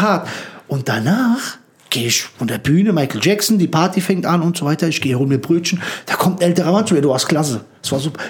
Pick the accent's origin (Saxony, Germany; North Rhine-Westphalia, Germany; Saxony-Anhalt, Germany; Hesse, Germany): Hesse, Germany; Frankfurt; wir sind in Höchst aufgewachsen